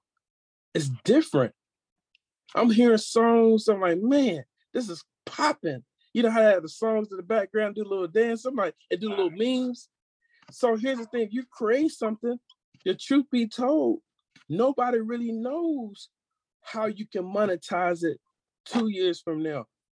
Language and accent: English; Georgia, United States; moved away as an adult; now in California, United States; I was raised in Georgia by a woman who was born in 1916